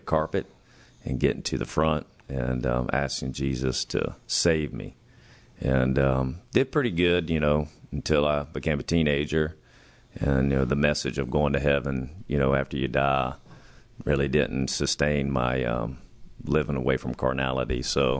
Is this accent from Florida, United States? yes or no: yes; Gainesville, Florida, United States; moved away as an adult; also born or lived in Archer, Florida; now in Tulsa, United States; So I was born in Gainesville, Florida.